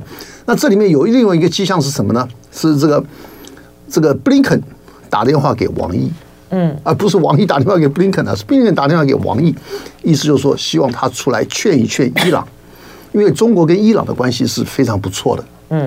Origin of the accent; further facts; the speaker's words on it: Taiwan; 我们台湾这边的老百姓的这个生活